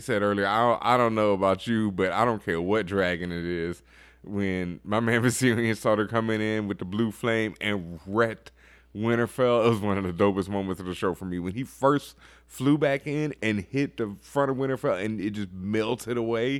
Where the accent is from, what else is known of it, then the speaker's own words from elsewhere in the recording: Texas, United States; I grew up in Texas.